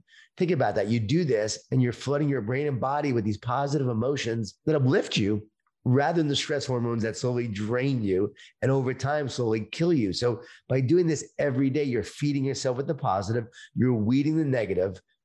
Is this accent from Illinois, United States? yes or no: no; Long Island, New York, United States; born or raised there